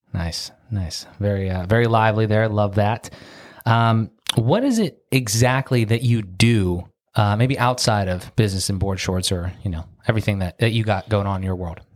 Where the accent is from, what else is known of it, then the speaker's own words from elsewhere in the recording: Pittsburgh, Pennsylvania, United States; We're in Pittsburgh, Pennsylvania, my hometown.